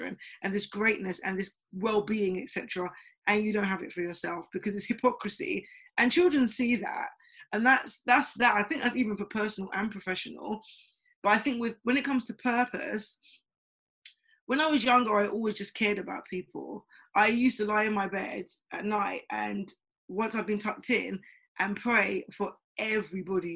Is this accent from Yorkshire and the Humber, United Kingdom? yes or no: no; London, United Kingdom; I'm from Tottenham originally